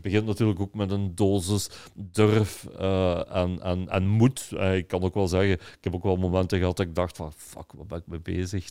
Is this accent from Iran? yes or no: no; Belgium; als Belgen